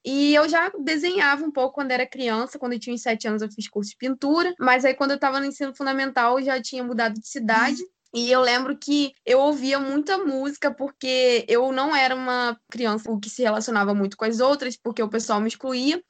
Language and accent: Portuguese; Macaé, Rio de Janeiro, Brazil; eu sou de Macaé, no interior do Rio